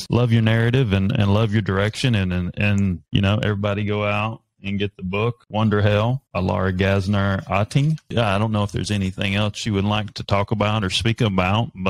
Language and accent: English; North Carolina, United States; I'm a redneck from North Carolina.